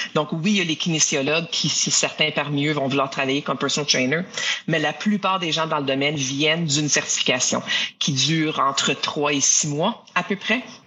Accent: Ottawa, Ontario, Canada; also born or lived in Quebec; je suis d'ailleurs une franco-ontarienne qu'on appelle ça, donc quelqu'un qui est né dans la, capitale euh, d'Ottawa au Canada.

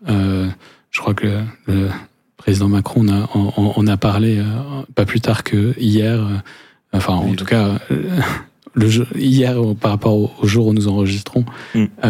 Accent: France; accent: French; nos accents français

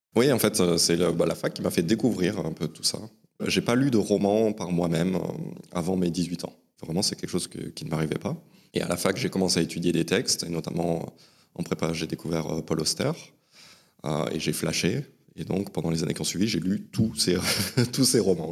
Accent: Ascain, Basque Country, Nouvelle-Aquitaine, France; also born or lived in Saint-Jean-de-Luz; je suis né à Saint-Jean-de-Luz, au Pays Basque, et j'ai grandi dans la petite ville d'Asquin, euh, au pied des Pyrénées

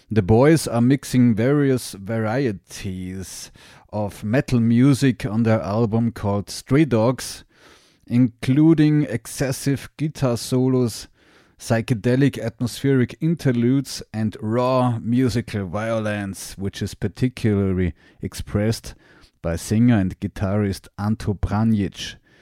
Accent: Graz, Styria, Austria; I'm a musician from Graz, Austria

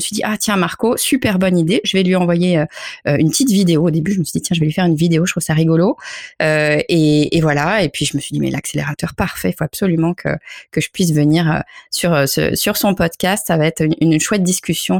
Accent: France; je suis française

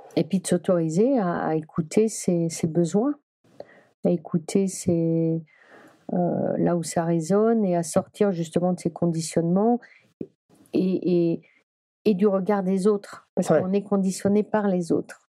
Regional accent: Brittany, France; Je suis bretonne

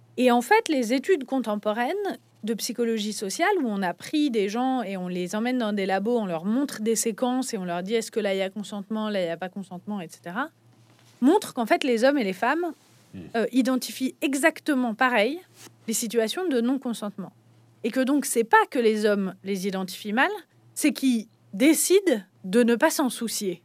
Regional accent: France; quand on est français

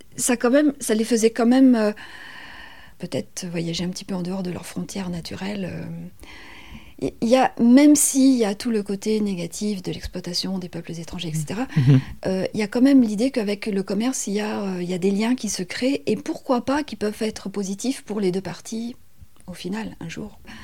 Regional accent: Paris region, Île-de-France, France; moved away as an adult; also born or lived in Gambia / Berry; now in Menou, France; je suis née en Afrique, euh, je suis, j'ai grandi dans la région parisienne, je suis arrivée dans le Berry il y a maintenant 23 euh, ans

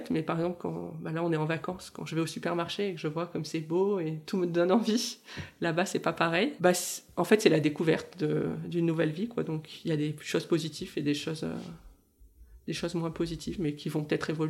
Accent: southern France, France; now in Canada; On vient aussi du sud de la France, donc forcément on a l'habitude de vivre aussi euh, en extérieur.

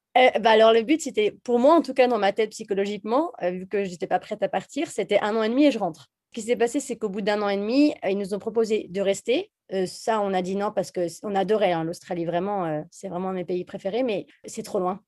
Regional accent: Jura, Bourgogne-Franche-Comté, France; moved away; also born or lived in Bordeaux; je viens du Jura. En fait, on vient les deux du Jura d'ailleurs, euh, de Franche-Comté. Et mes parents avaient une maison de vacances dans le Jura

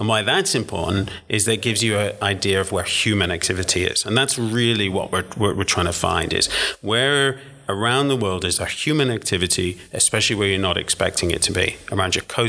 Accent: England, United Kingdom; also born or lived in Luxembourg; now in Washington, D.C., United States; I am English, yeah.

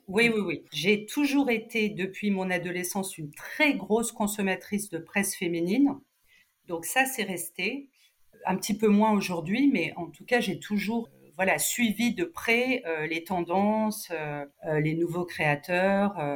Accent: Cannes, Provence-Alpes-Côte d'Azur, France; moved away as an adult; also born or lived in Nice; now in Paris, France; je, suis canoise

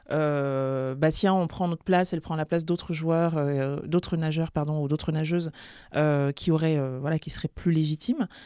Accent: Senegal; c'est vrai que c'est pas marqué sur ma tête que je suis sénégalaise

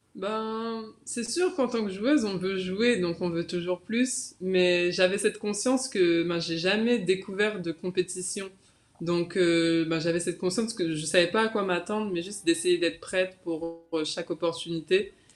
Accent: Guadeloupe; also born or lived in Metropolitan France; now in France; je suis fière, en fait, de représenter la Guadeloupe

